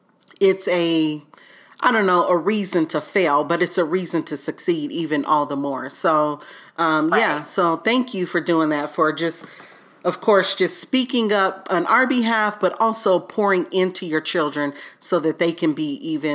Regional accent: the South, United States; growing up in the South, you know, so...

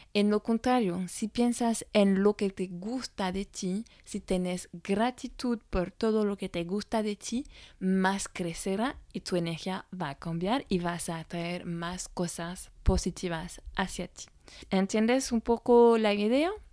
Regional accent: France; francesa y coach de imagen

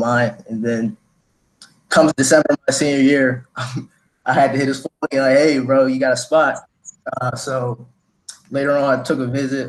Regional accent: Wilmington, Delaware, United States; Came out of Wilmington, Delaware too, just like Mike. Went to Concord High School.

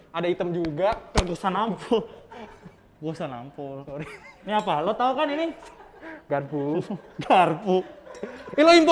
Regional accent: Java, Indonesia; Kan gue Jawa.

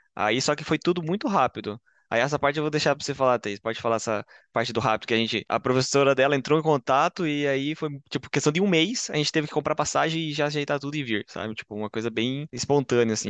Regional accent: Curitiba, Paraná, Brazil; moved away as an adult; now in Bochum, Germany; eu vim de Curitiba, uh, no Paraná

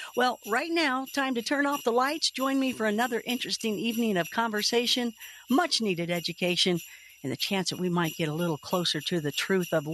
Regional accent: Kentucky, United States; I am from Kentucky.

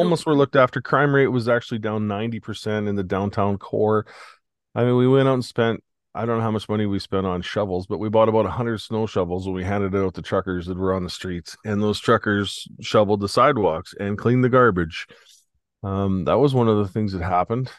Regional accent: Canada

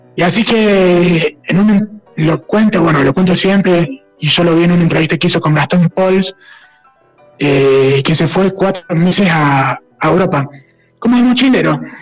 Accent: Villa María, Córdoba, Argentina; nosotros somos de Villa María

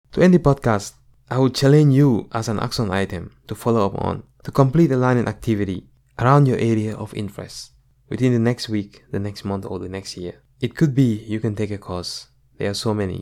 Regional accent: Gambia; moved away as an adult; now in United States; growing up in the Gambia.

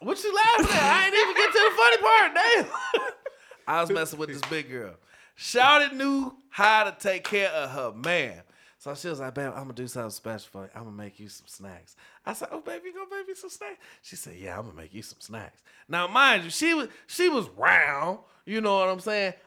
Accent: North Chicago, Illinois, United States; I'm born and raised in North Chicago

